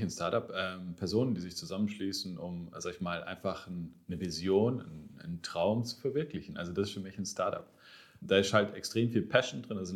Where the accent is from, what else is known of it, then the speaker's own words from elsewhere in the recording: Baden-Württemberg, Germany; Ich, ich bin Schwabe. Also